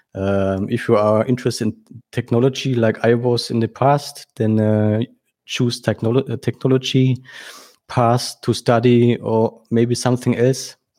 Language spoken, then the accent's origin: English; Germany; I was born in Germany and, uh, uh, now I live in, uh, uh, close to Frankfurt